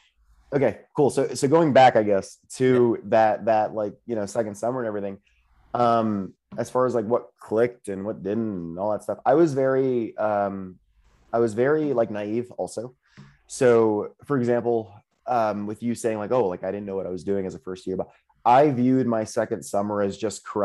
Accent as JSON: {"language": "English", "region": "Florida", "country": "United States", "said": "I'm from Florida"}